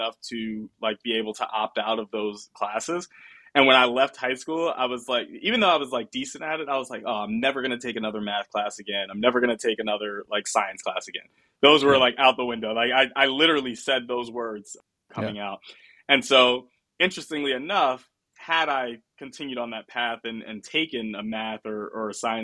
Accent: New York, United States; moved away as an adult; also born or lived in Pennsylvania / Florida; now in Sunnyvale, United States; I'm from New York originally. So leaving school, I went back home

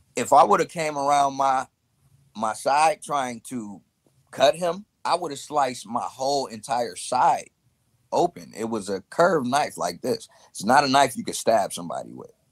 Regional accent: Chicago, Illinois, United States; I'm from North Side Chicago

